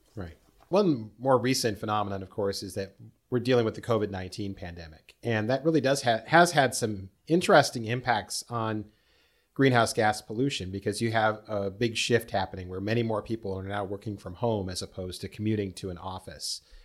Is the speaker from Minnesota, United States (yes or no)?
yes; Minnesota, United States; I grew up here in Minnesota